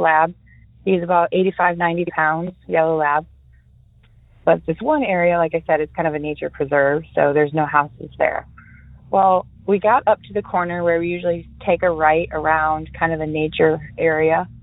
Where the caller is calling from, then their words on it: Spring Hill, Florida, United States; I am calling from Spring Hill, Florida, just a little north of Tampa